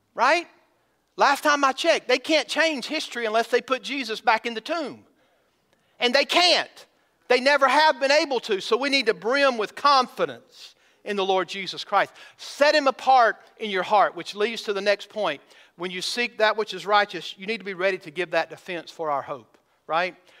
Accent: Georgia, United States; now in Missouri, United States; I'm from Georgia

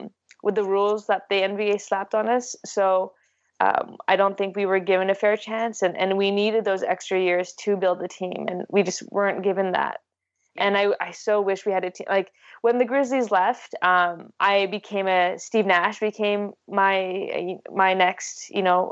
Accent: Canada; I'm a Filipina, Canadian, female, Asian, athlete and filmmaker

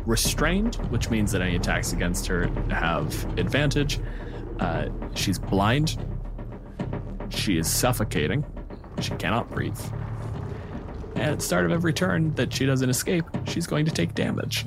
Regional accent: Canada; I'm a physicist from Canada.

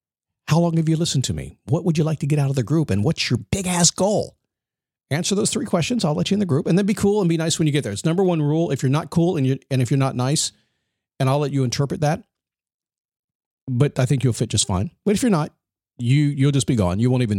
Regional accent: Virginia Beach, Virginia, United States; born there; when I was born in the Portsmouth Naval Hospital in Virginia Beach, Virginia.

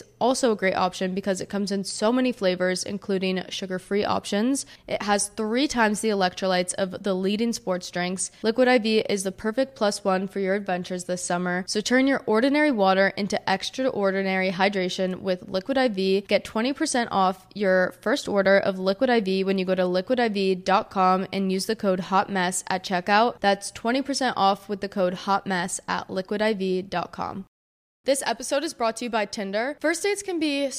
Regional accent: New Jersey, United States; also born or lived in Miami; I'm from New Jersey.

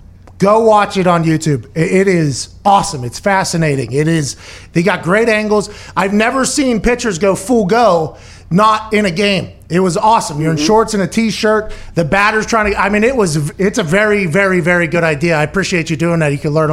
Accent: Pittsburgh, Pennsylvania, United States; I'm from Pittsburgh.

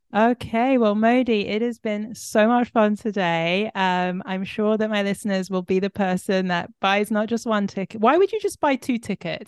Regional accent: London, United Kingdom; also born or lived in Israel; I grew up in London with Israeli mother, Ing, uh, Sephardi, and a, and a British Ashkenazi father

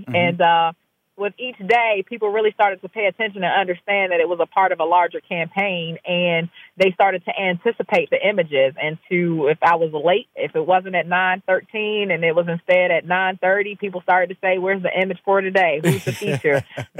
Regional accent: Maryland, United States; I'm right outside of D.C. in Maryland.

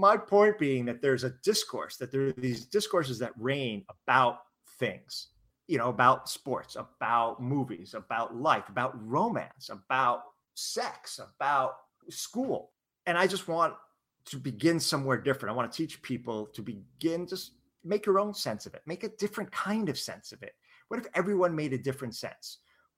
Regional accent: San Francisco, California, United States; I'm from San Francisco

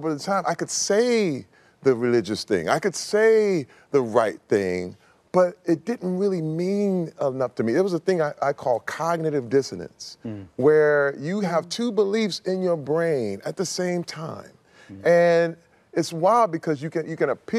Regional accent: Flint, Michigan, United States; in the church in Flint, Michigan, growing up in Flint, Michigan

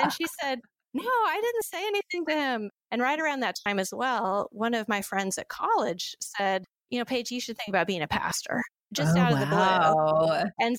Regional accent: Pacific Northwest, United States; growing up in the Northwest, I was able to study Japanese as a language.

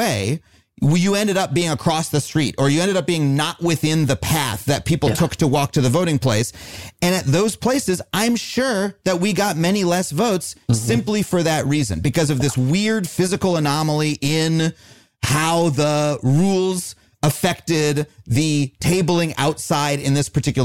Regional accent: New York City, New York, United States; When I grew up in New York

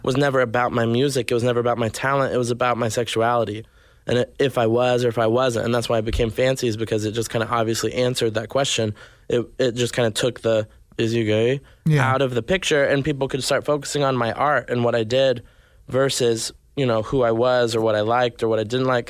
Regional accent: Arkansas, United States; also born or lived in Nashville, Tennessee; now in Los Angeles, United States; I grew up in Arkansas, then yeah. moved to Nashville, and then eventually came here

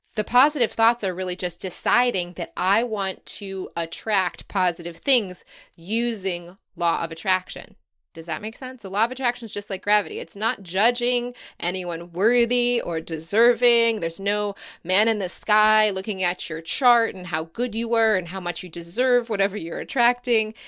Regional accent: United States; moved away; as an American who's never seen anything like

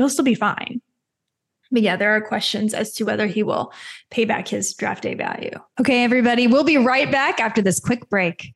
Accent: Mesquite, Texas, United States; I'm from Mesquite, Texas.

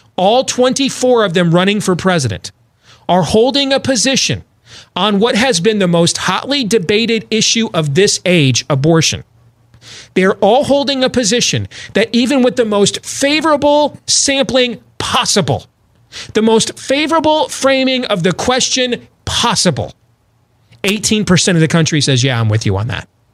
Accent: Iowa, United States; my home state of Iowa

